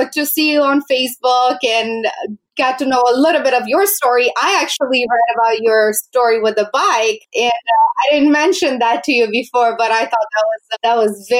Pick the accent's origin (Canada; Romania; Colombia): Romania; moved away; I was born in Romania, and I am very grateful actually that I was born there